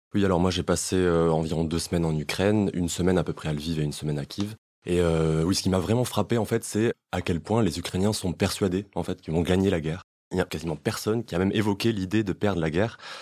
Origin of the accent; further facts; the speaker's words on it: France; moi, en tant que Français